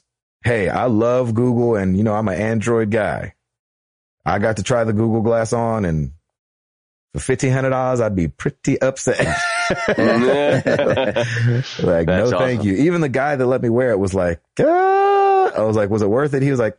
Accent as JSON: {"language": "English", "town": "Houston", "region": "Texas", "country": "United States", "tie": "born or raised there", "lives_now": "Illinois, United States", "said": "because of where I grew up, it'd have to be Six Flags Astro World back in Houston, Texas. Problem is, back in 2009, I went back to visit. I currently live in Illinois"}